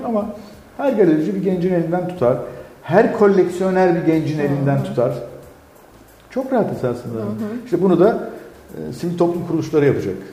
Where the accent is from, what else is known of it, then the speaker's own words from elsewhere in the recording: Elazığ, Elazığ Province, Turkey; moved away; ben Elazığlıyım